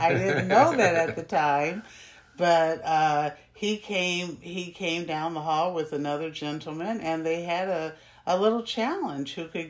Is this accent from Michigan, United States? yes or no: no; Champaign, Illinois, United States; also born or lived in Ottawa, Illinois; from age 5 to 6, we moved from my hometown, Ottawa, Illinois, to Champaign, Urbana, Illinois. And so from first grade through high school